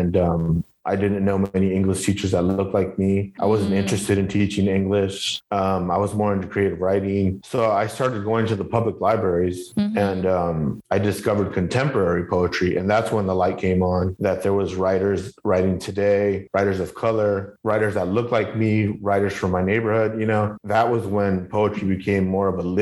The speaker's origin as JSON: {"language": "English", "area": "Northern Orange County and Southeast LA", "region": "California", "country": "United States", "tie": "born or raised there", "also_born_or_lived": "Southeast Los Angeles, California", "said": "I grew up in Northern Orange County and then Southeast"}